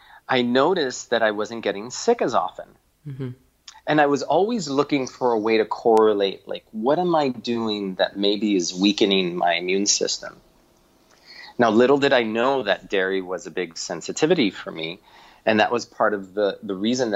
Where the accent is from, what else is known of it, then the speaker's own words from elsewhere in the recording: Miami, Florida, United States; moved away as an adult; also born or lived in Ithaca, New York; now in New York City, United States; I grew up in Miami, Florida